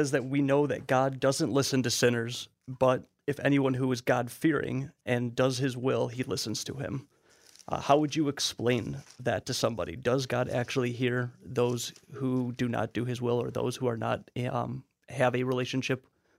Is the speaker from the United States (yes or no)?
yes; Chicago, Illinois, United States; I'm from Chicago, Illinois here, and I'm a Jewish Studies and Biblical Languages major.